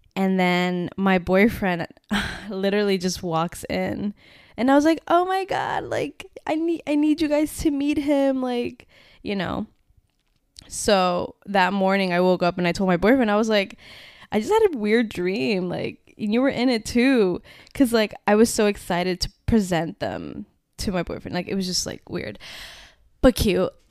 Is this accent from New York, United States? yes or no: yes; Westchester, New York, United States; moved away as an adult; I'm leaving Westchester. I am not staying here 'cause I really did not wanna stay home.